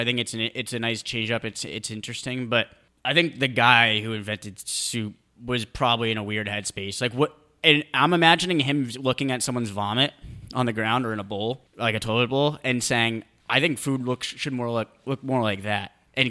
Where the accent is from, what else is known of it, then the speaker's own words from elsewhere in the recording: New England, United States; born there; I was born in New England. I'm a certified chowder head.